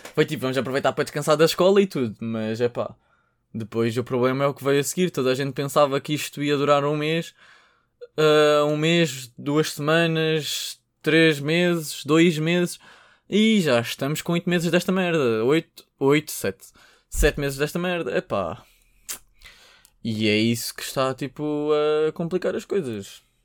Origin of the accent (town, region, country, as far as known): Portugal